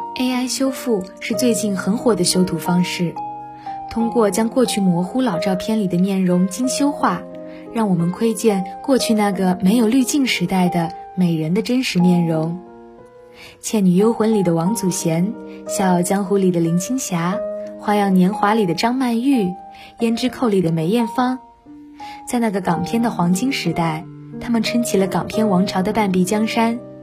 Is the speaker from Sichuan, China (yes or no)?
yes; Mianyang, Sichuan, China; moved away as an adult; now in Nanjing, China; 来自四川绵阳